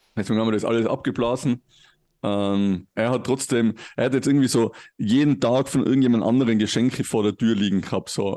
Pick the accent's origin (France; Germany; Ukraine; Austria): Austria; Tyrol; ich bin natürlich auch christlich erzogen worden im Heiligen Land Tirol